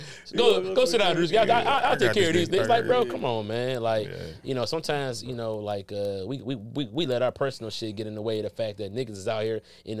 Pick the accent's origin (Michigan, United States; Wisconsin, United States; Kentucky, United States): Michigan, United States; Detroit; moved away as an adult; now in Los Angeles, United States; I'm not in Detroit. I'm from Detroit. I'm in L.A. I'm on the L.A. comedy scene.